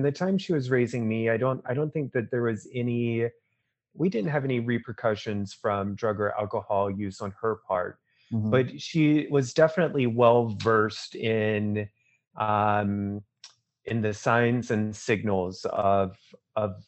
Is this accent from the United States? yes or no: yes; Burlington, North Carolina, United States; I'm from North Carolina. I was born there in '79, so I'm 41 years old from North Carolina. I grew up in a small town called Burlington, which is in the Piedmont